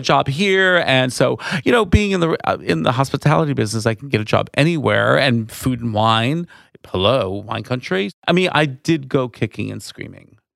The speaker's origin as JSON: {"language": "English", "town": "Valley Stream", "region": "New York", "country": "United States", "tie": "born or raised there", "also_born_or_lived": "Woodmere, New York / Manhattan, New York", "moved": "as an adult", "lives_now": "Sonoma County, United States", "said": "I grew up on Long Island"}